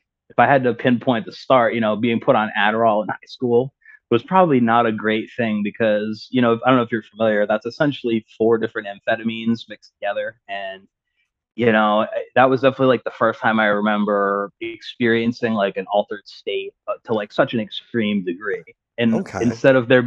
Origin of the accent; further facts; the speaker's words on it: New England, United States; also born or lived in Ohio / Rhode Island; now in Maine, United States; I was born out in Ohio, but I've pretty much grown most of my life in New England, mostly Mass and Rhode Island